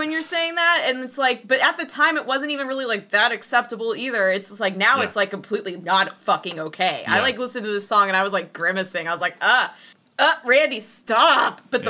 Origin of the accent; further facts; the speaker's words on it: Kentucky, United States; I just say I'm from Kentucky, and just, I'm like, I don't even want to tell you where, because it doesn't fucking matter.